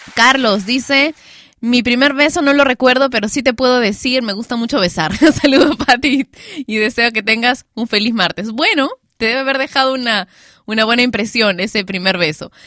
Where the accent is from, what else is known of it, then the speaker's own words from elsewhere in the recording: Peru; panty en mi país, Perú, no se le dice a la ropa interior. No, acá le decimos calzones a eso